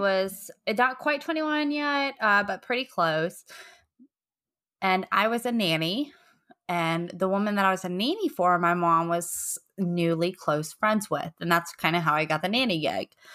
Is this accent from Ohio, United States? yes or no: no; Virginia, United States; We grew up in Virginia.